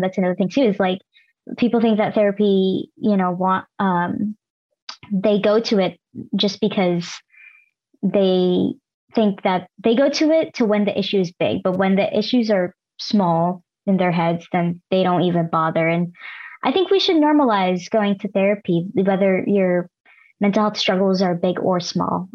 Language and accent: English; Los Angeles, California, United States; also born or lived in Davis, California; I am Filipino American first gen and born and raised in LA with an immigrant family